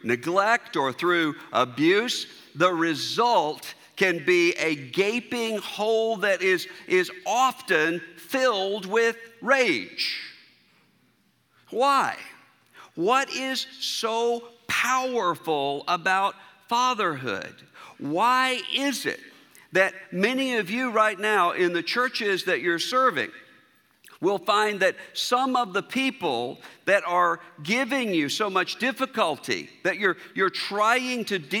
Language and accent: English; Mississippi, United States; moved away; also born or lived in Louisville, Kentucky; I'm a native Mississippian